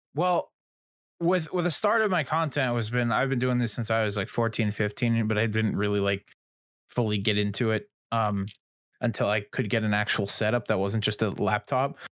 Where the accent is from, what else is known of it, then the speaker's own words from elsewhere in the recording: Canada; I'm Canadian